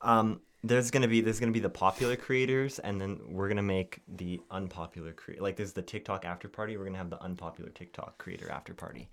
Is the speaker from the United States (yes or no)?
no; Canada; we're like, "Canada."